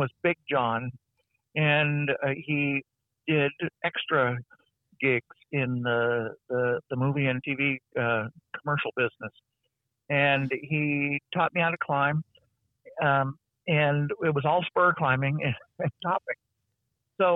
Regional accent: Los Angeles, California, United States; I grew up in Los Angeles

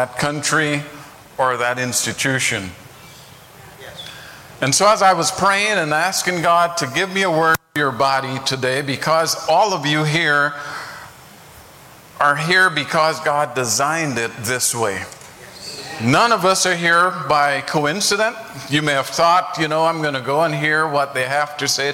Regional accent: Guyana; now in United States; I grew up in Guyana

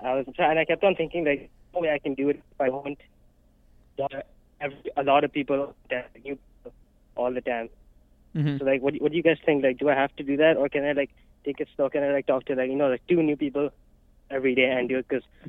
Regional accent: Pakistan; moved away as an adult; now in United States; I'm from Pakistan

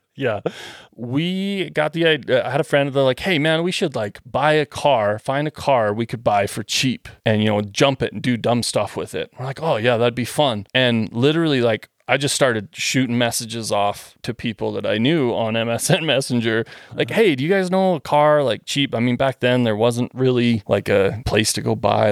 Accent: Western Canada, Canada; moved away; I'm from Western Canada.

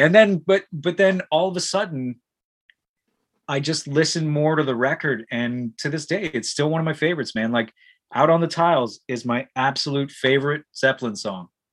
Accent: Ajax, Ontario, Canada; growing up in Ajax in the metal scene

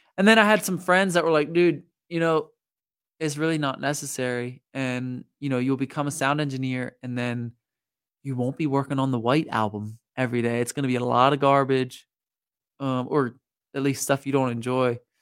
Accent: Lancaster County, Pennsylvania, United States; moved away as an adult; also born or lived in Juniata County, Pennsylvania; I grew up in Lancaster County

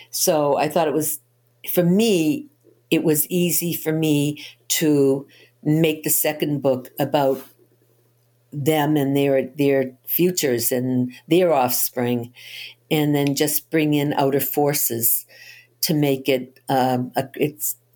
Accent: Boston, Massachusetts, United States; Yes, I'm from Boston.

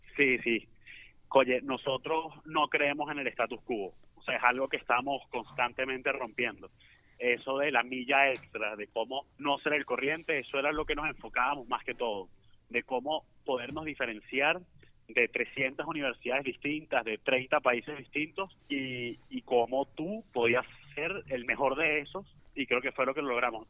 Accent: Venezuela; nosotros nos preparamos nueve meses como venezolanos

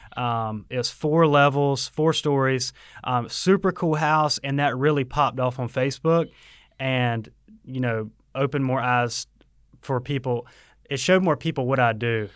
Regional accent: Waycross, Georgia, United States; also born or lived in Statesboro, Georgia; I'm from Waycross, but I went to school here in Statesboro

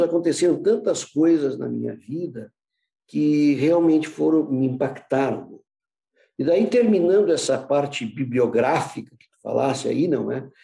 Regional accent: Porto Alegre, Rio Grande do Sul, Brazil; also born or lived in United States; eu sou porto-alegrense, nasci em 1950

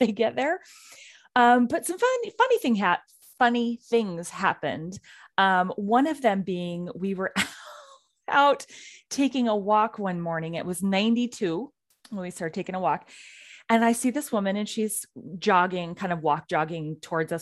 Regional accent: Pacific Northwest, United States; we are two women from the Pacific Northwest

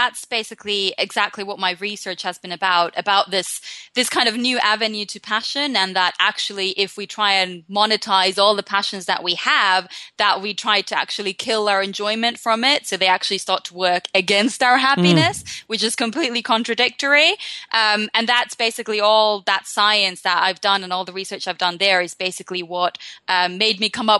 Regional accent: Finland; now in London, United Kingdom; So I'm a happiness life coach, basically, and I'm based in London, though I am originally from Finland. So I'm one of these globetrotters that's kind of grown up a little bit everywhere.

